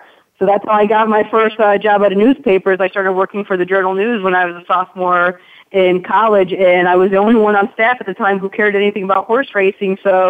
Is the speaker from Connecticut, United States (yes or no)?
yes; Connecticut, United States; now in Lexington, United States; I'm originally from Connecticut.